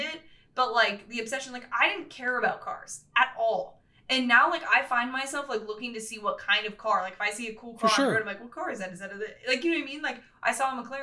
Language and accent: English; West Coast, United States; I grew up on the West Coast